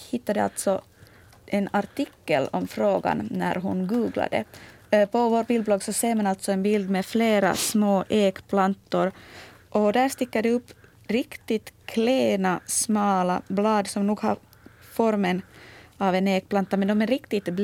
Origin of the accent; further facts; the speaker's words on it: Uusimaa, Finland; Ja, nu kommer vi närmare mina hemtrakter. Det är Dorrit i Esbo som hittar avföring på ett spännande ställe.